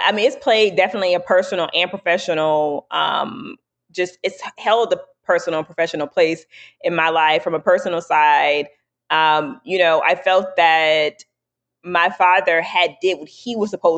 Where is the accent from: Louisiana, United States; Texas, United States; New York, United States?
Louisiana, United States; New Orleans; I'm from New Orleans.